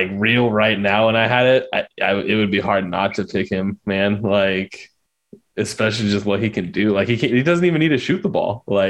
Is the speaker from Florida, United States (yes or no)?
no; California, United States; When I grew up out in California, I was a young lad.